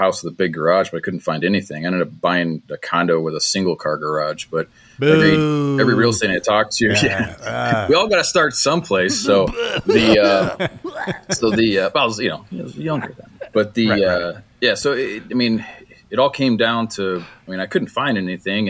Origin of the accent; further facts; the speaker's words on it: Detroit, Michigan, United States; I'm from Motor City, so there's a lot of engineers who have built houses and built big garages to go along with them. So there's good inventory here